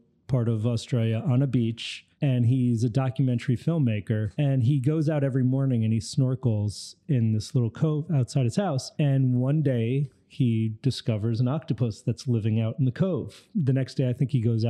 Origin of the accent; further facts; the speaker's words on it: New York, United States; I grew up in New York